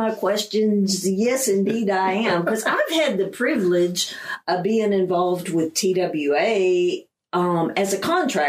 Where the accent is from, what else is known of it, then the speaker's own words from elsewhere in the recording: Lee County, Texas, United States; I grew up in Lee County, Texas, in the Sand Hills, and we were a family that made our fun outside.